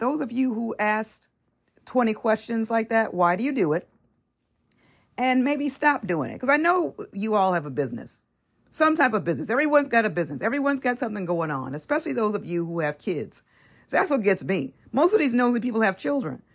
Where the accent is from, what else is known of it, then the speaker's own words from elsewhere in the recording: Los Angeles, California, United States; California, L A area